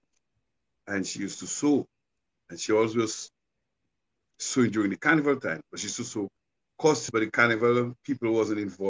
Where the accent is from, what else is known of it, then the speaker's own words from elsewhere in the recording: Goodwill, Saint George, Dominica; moved away as an adult; now in United States; I'm a man from Dominica, born in Goodwill, grew up in Goodwill by the Savannah